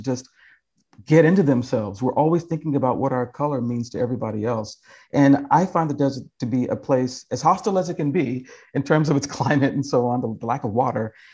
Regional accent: Kentucky, United States; now in California, United States; I've been home to Kentucky

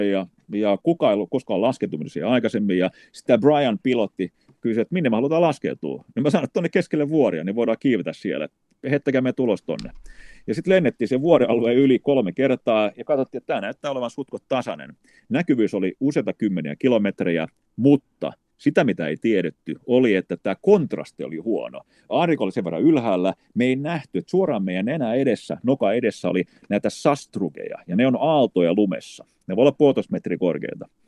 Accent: Finland; Niin mä sanoin, että me ollaan Suomesta.

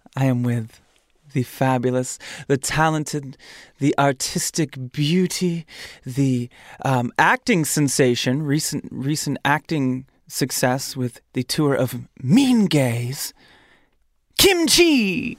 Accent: Grand Rapids, Michigan, United States; my hometown, in Michigan

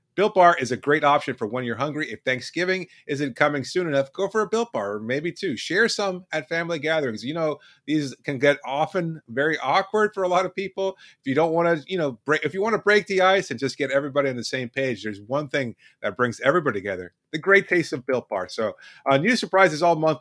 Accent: Miami, Florida, United States; I grew up in Miami. My parents are Cuban

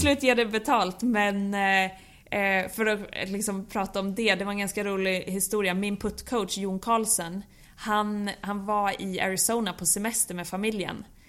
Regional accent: Bollnäs, Gävleborg County, Sweden; jag växte upp på Bollnäs Golfklubb

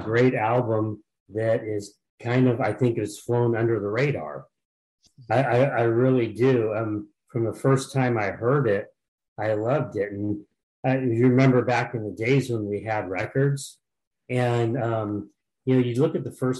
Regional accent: Sacramento, California, United States; Okay, I'm from Sacramento, California.

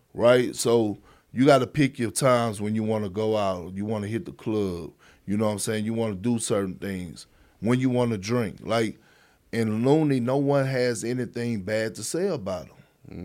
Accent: Beaumont, Texas, United States; also born or lived in Port Arthur, Texas; my hometown

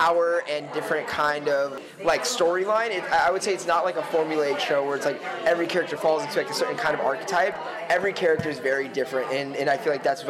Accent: Las Vegas, Nevada, United States; Went to the same high school that I did in Vegas

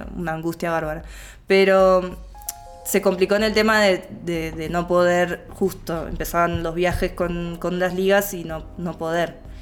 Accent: Neuquén, Argentina; now in Buenos Aires, Argentina; yo soy de Neuquén

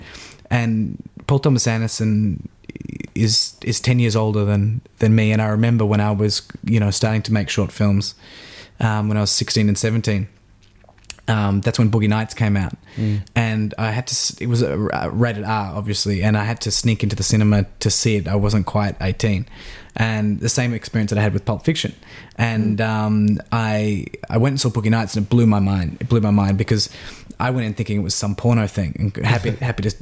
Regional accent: Melbourne, Victoria, Australia; growing up in Box Hill in the eastern suburbs of Melbourne

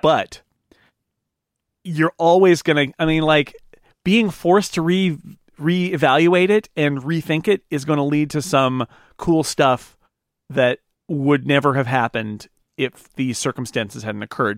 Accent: United States; as an American

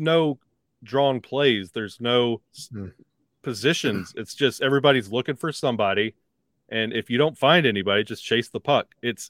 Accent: Alabama, United States; growing up in Alabama, not having professional hockey or minor league hockey.

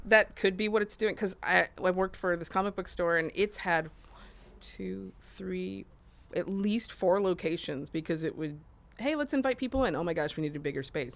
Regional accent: Austin, Texas, United States; I'm from Austin

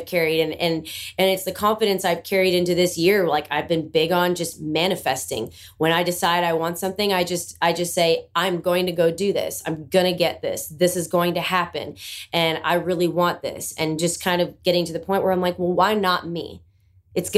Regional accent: Bowmanville, Ontario, Canada; moved away as an adult; now in Nashville, United States; I'm from Bowmanville, Ontario. It's a small town just east

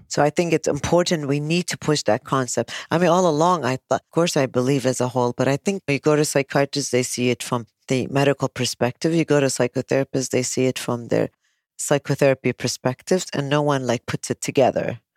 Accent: United States; now in Kuwait; I'm American

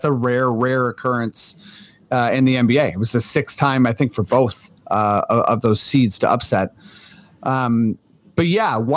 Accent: Toronto, Ontario, Canada; we are Torontonians

